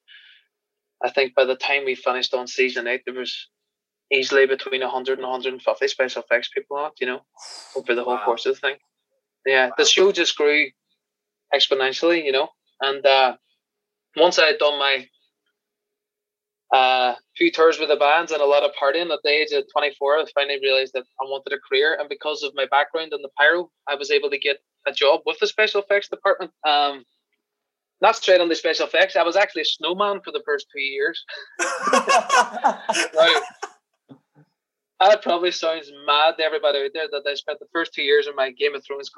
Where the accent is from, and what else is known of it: Ireland; accent: Irish